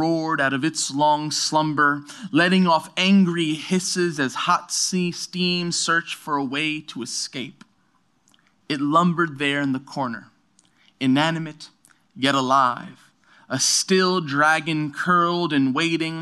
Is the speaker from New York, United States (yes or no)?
yes; New York City, New York, United States; also born or lived in Brooklyn; I'm from New York City. I'm born and raised in New York City, born in Brooklyn, raised in Queens.